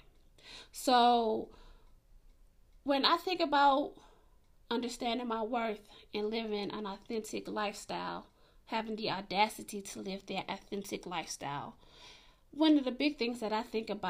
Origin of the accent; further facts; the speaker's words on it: Atlanta, Georgia, United States; I grew up in Atlanta